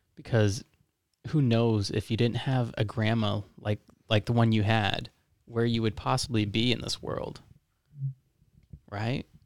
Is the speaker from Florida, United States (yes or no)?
yes; Florida, United States; now in Lansing, United States; I'm from Florida